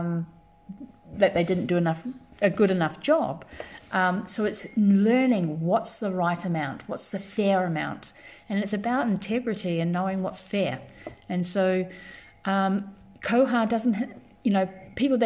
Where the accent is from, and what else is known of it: New Zealand; born or raised there; also born or lived in London, England; now in Graz, Austria